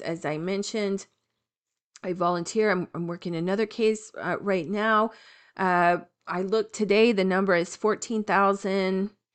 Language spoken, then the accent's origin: English; Florida, United States; I am from Florida